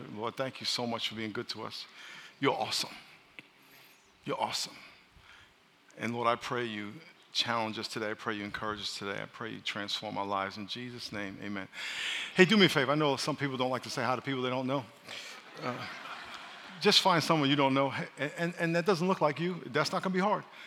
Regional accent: New York, United States; moved away; I'm from New York

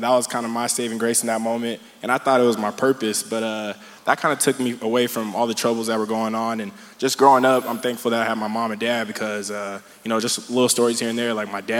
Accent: San Bernardino, California, United States; moved away as an adult; now in San Diego, United States; I'm from San Bernardino, California

